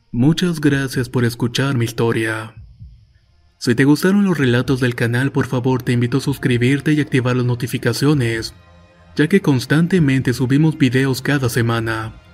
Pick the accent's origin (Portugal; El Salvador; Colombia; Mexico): El Salvador; Yo soy del Salvador y vivo en el departamento de Santa Ana.